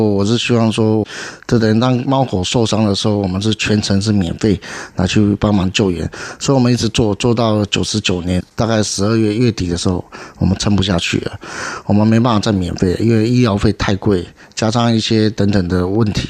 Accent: Beigang, Yunlin County, Taiwan; 因为我从小在北港乡下长大。

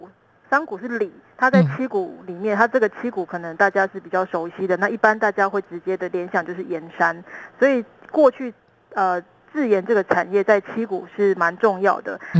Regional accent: Qigu District, Tainan, Taiwan; 我是在地人。

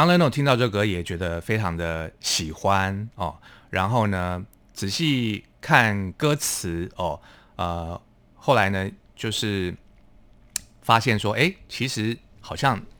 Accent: Hualien County, Taiwan; 是我是花莲人

